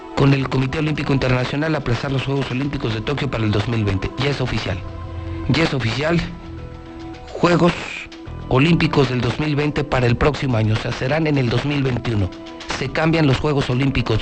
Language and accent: Spanish; Aguascalientes, Mexico; estás destruyendo mi tierra, estás destruyendo a mi gente